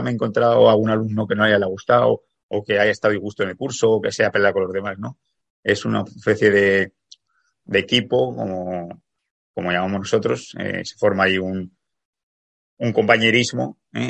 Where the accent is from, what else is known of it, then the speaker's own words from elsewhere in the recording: Zaragoza, Aragon, Spain; now in Canary Islands, Spain; yo soy de Zaragoza, aunque vivo en Canarias